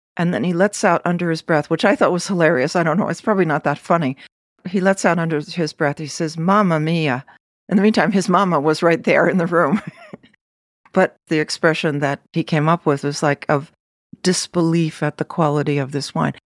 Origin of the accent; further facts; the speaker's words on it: United States; the American that I was